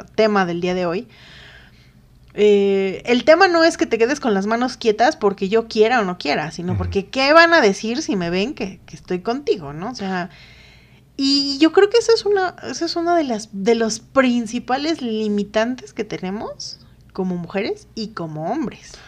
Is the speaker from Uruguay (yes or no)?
no; Mexico; Los mexicanos somos todo